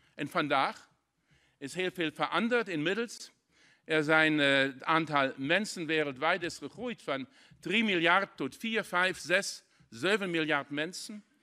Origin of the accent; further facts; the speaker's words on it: Saarlouis, Saarland, Germany; Dutch is a second language; Ik kom persoonlijk uit de grensstreek in Zaland